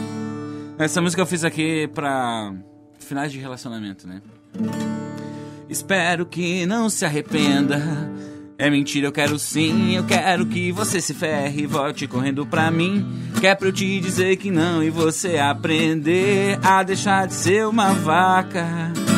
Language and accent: Portuguese; Gravataí, Rio Grande do Sul, Brazil; now in Cachoeirinha, Brazil; Gravataí, que é a minha terra, né, cara? sou da região metropolitana